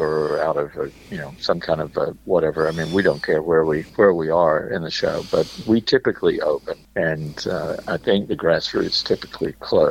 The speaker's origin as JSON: {"language": "English", "town": "Memphis", "region": "Tennessee", "country": "United States", "tie": "born or raised there", "said": "Gary and I, born and raised, all the original … were born and raised in Memphis"}